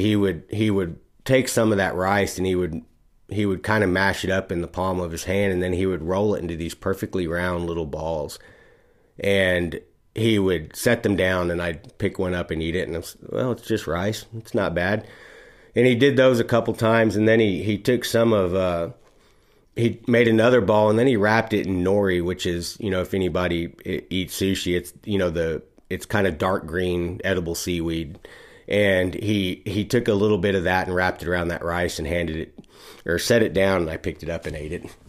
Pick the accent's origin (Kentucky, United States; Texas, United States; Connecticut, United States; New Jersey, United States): Texas, United States; moved away; I was from Texas